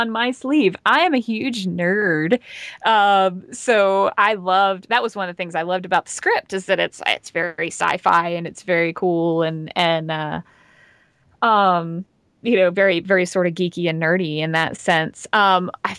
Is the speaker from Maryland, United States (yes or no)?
no; Georgia, United States; accent: Southern; growing up in Georgia